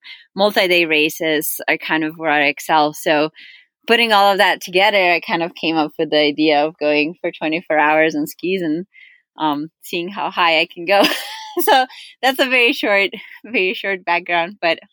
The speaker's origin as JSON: {"language": "English", "country": "Slovenia", "tie": "born or raised there", "moved": "yes", "lives_now": "Colorado, United States", "said": "I currently live in Colorado, but I actually grew up in Europe. I grew up in Slovenia"}